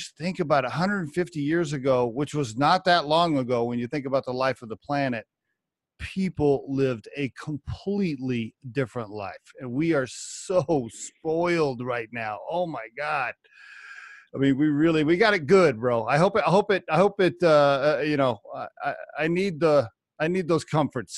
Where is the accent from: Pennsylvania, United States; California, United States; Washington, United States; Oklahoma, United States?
Oklahoma, United States; moved away; also born or lived in Texas; I grew up in Oklahoma